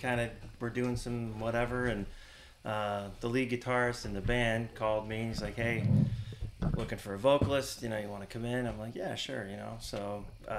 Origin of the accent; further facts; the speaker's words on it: Willoughby, Ohio, United States; My neighbors I grew up next to in North Willoughby